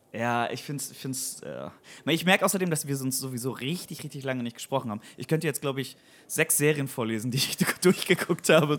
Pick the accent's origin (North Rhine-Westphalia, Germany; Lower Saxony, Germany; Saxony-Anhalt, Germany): Lower Saxony, Germany; Weyhe; now in Bremen, Germany; die alte Truppe, die, mit denen ich quasi aufgewachsen bin in Weihe